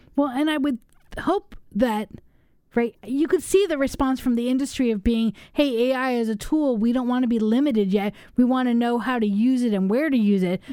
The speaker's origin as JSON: {"language": "English", "town": "Los Angeles", "region": "California", "country": "United States", "tie": "born or raised there", "moved": "yes", "lives_now": "Madison, United States", "said": "I grew up in Los Angeles"}